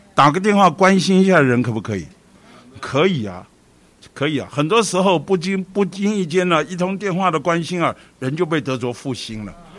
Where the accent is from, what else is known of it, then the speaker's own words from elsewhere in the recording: Taipei, Taiwan; 我们北投啊，以往啊，是属于台北市的郊区，其实现在还是啦，比较郊，比较偏僻